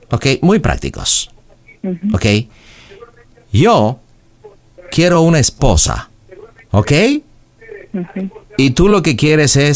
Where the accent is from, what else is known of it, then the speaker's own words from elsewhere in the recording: United States; Spanish is a second language; Así somos los americanos, prácticos.